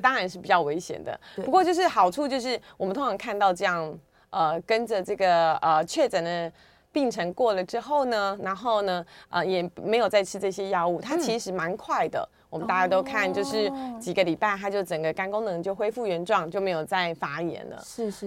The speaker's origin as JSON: {"language": "Chinese", "country": "Taiwan", "said": "这是我们台湾人的骄傲哦"}